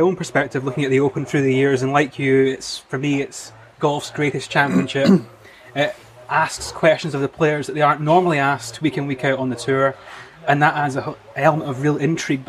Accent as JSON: {"language": "English", "country": "United Kingdom", "said": "So, Ryan, first of all, obviously for us as British golfers, the Open is synonymous."}